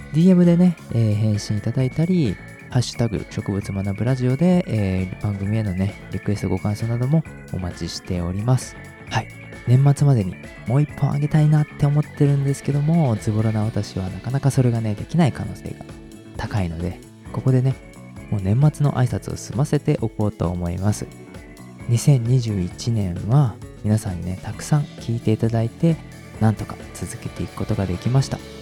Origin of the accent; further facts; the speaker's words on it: Hiroshima, Japan; うち広島です